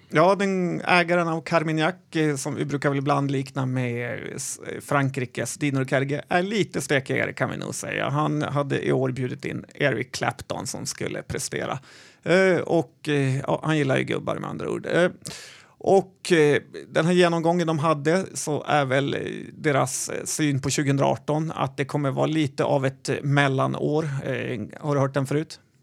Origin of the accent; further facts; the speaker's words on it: Sweden; en svennebanan som jag